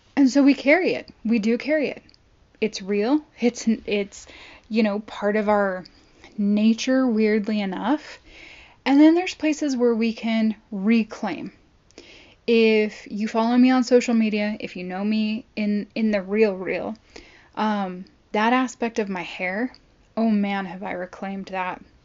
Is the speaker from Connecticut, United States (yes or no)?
no; Long Beach, California, United States; I grew up in Southern California